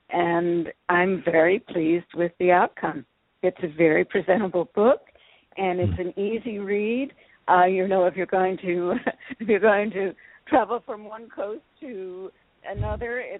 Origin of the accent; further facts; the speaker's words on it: Philadelphia, Pennsylvania, United States; born there; Well, I'm an only child. I was born in Philadelphia.